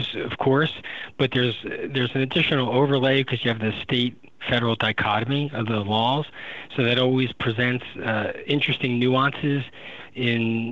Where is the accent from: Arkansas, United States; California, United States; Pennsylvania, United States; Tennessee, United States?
Pennsylvania, United States; We're from Pennsylvania